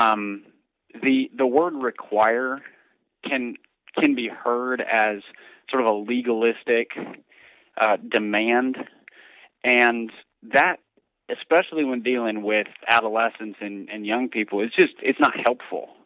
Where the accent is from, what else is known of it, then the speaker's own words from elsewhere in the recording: Minneapolis, Minnesota, United States; so I grew up in downtown Minneapolis, just a few blocks from the Metrodome where the Twins played.